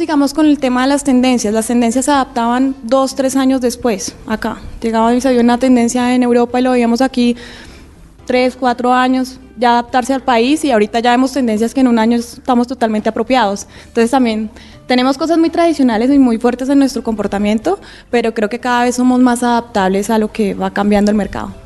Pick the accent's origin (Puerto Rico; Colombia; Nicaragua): Colombia; somos colombianos